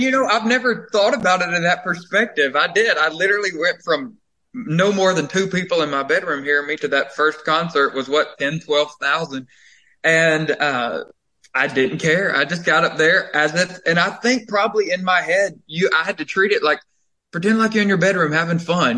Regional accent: Covington, Georgia, United States; moved away as an adult; also born or lived in Nashville, Tennessee; I was born and raised there in Covington

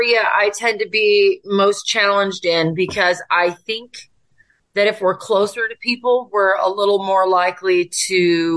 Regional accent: Tacoma, Washington, United States; I was born and raised in Tacoma, Washington to my parents.

